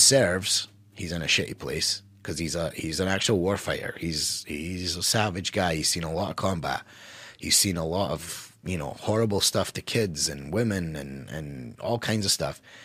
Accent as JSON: {"language": "English", "country": "United States", "said": "as an American"}